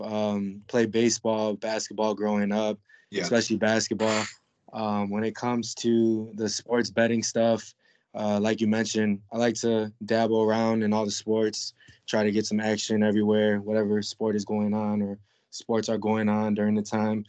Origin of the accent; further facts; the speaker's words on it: Chicago, Illinois, United States; born and raised in Chicago.